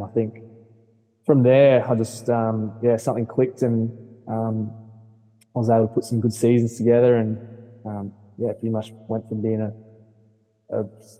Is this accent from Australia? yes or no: yes; Darwin, Northern Territory, Australia; But that's kind of a snapshot, I guess, of my life growing up in Darwin.